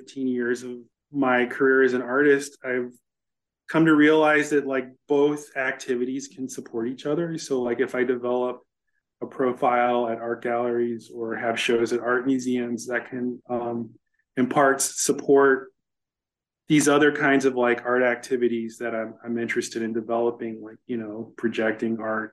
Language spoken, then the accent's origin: English; Chicago, Illinois, United States; I grew up in Chicago, which was really segregated at the time